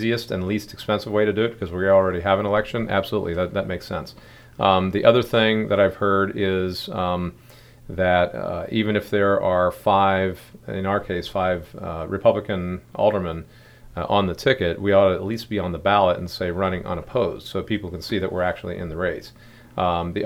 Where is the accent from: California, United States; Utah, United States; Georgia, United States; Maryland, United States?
Maryland, United States; Baltimore; also born or lived in York, Pennsylvania; now in Frederick, United States; I'm from Baltimore, Maryland. I grew up there back in the 60s, back in the 70s, moved up to York, Pennsylvania